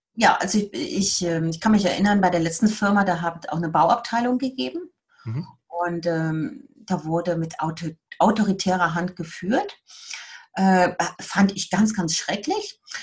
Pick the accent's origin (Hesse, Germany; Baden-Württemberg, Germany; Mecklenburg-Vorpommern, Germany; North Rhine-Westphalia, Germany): North Rhine-Westphalia, Germany; Siegburg; moved away as an adult; now in Bern, Switzerland; Ich bin äh, aus der Nähe von Köln